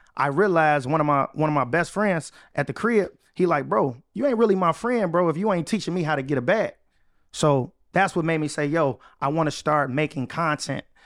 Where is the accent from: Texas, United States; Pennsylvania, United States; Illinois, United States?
Illinois, United States; Chicago; moved away as an adult; I was able to move back to my hometown, Chicago.